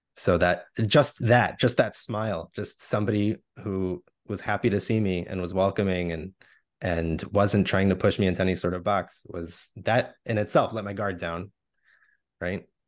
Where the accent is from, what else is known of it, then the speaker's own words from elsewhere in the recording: United States; raised with that view as American Jews